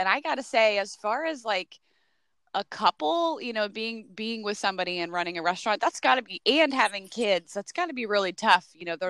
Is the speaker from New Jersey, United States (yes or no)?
yes; New Jersey, United States; moved away; I'm from the North, New Jersey originally.